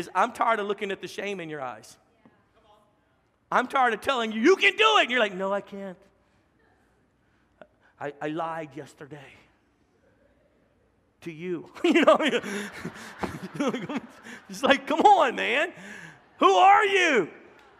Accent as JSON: {"language": "English", "region": "Louisiana", "country": "United States", "moved": "as an adult", "lives_now": "Texas, United States", "said": "a Texican from Louisiana"}